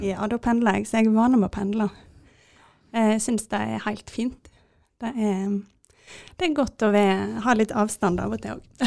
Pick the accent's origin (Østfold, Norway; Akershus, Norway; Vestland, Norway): Vestland, Norway; Jondal; jeg er fra Jondal